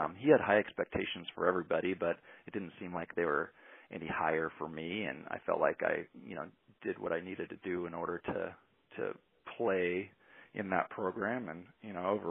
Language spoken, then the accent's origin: English; Cottage Grove, Oregon, United States; also born or lived in Ashland, Oregon / Corvallis, Oregon; I grew up in Cottage Grove and played basketball in high school